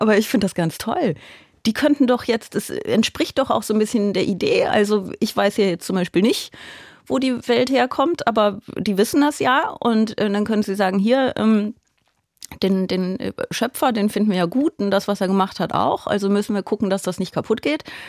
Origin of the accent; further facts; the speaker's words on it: Aachen, North Rhine-Westphalia, Germany; moved away; Also ich komme ja aus Aachen